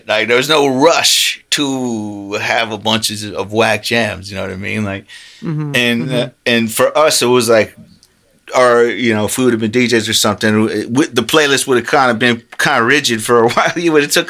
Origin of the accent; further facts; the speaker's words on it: Lakeland, Florida, United States; moved away; I came from Central Florida, Lakeland